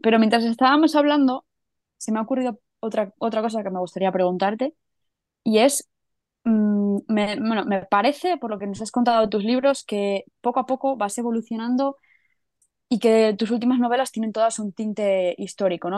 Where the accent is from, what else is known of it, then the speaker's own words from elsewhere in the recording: Catalonia, Spain; now in Madrid, Spain; soy catalana viviendo en Madrid